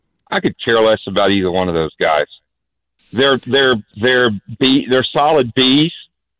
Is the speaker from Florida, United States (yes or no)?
yes; Florida, United States; I'm from Florida